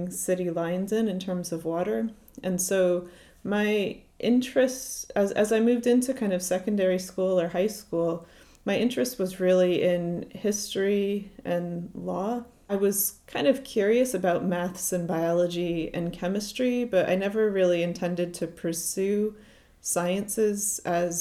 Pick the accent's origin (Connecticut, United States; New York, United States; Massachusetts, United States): Connecticut, United States; moved away as an adult; now in Glasgow, United Kingdom; I grew up in Connecticut in the US, so the Northeast Coast